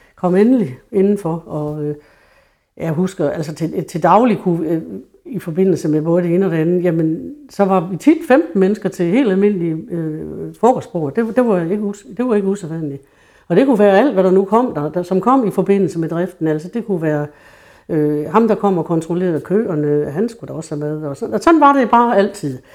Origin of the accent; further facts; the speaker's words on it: True, Central Denmark Region, Denmark; Min barndom i Tru var jo i 50'erne, hvor Tru var et rigtig bundesamfund